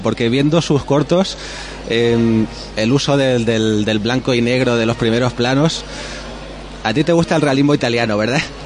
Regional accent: Alicante, Valencian Community, Spain; nosotros que somos de Alicante Capital

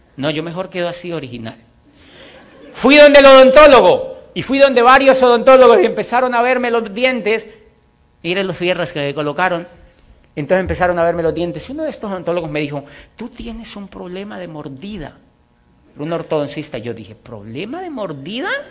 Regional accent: Colombia; also born or lived in Popayán, Colombia / Europe; yo estoy feliz en mi país. Me siento orgulloso de vivir en mi país.

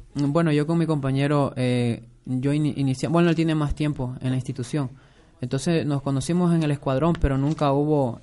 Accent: Coast, Ecuador; los dos somos costeños

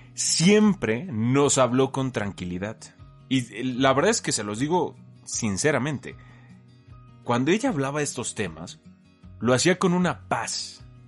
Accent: Mexico; como mexicano sí sé

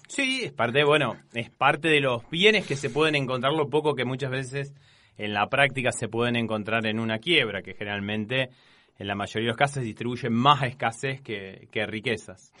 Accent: Casilda, Santa Fe, Argentina; moved away as an adult; now in Rosario, Argentina; terminé la, secundaria ya en Casilda

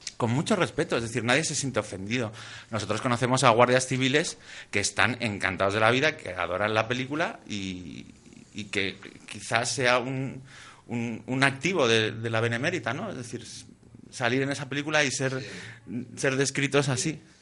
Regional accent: Asturias, Spain; yo que soy asturiano

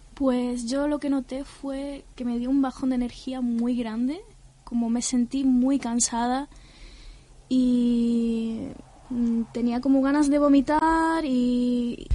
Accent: a village in Granada, Andalusia, Spain; no soy de Málaga, soy de un pueblo de Granada

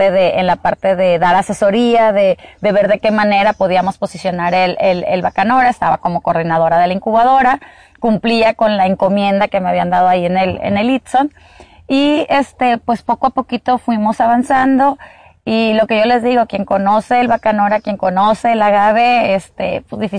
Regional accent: Sonora, Mexico; also born or lived in Mexico City; eh, nací en la Ciudad de México, no soy sonorense este, de nacimiento, pero pues ya lo traigo en la sangre, tengo viviendo aquí pues casi toda mi vida

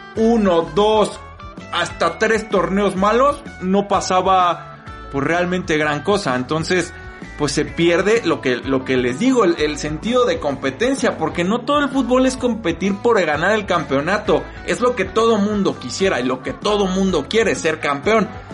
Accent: Mexico

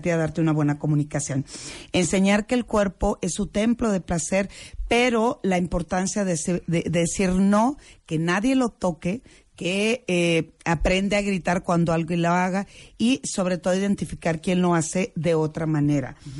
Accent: Culiacán, Sinaloa, Mexico; now in Mexico City, Mexico; yo vengo de Culiacán, yo soy de Culiacán, tengo mm. muchos años en la Ciudad de México

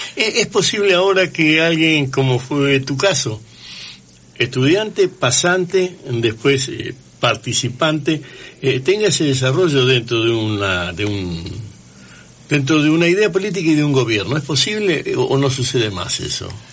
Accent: Santa Fe, Argentina; now in Rosario, Argentina; mi infancia fue en Santa Fe

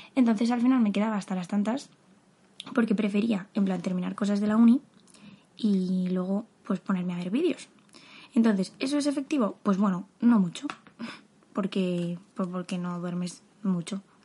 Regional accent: Madrid, Community of Madrid, Spain; soy de Madrid

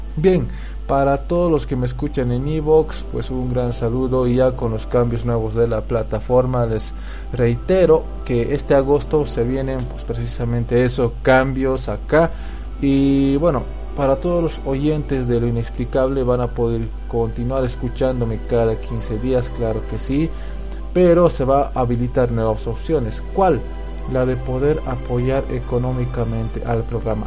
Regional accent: Bolivia; yo la veía, de niño, las pasaban acá en Bolivia

